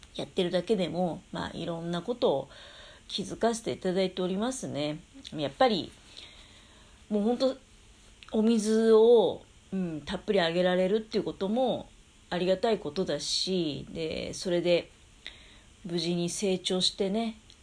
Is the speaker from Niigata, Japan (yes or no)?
yes; Tokamachi, Niigata, Japan; 私の実家の十日町の方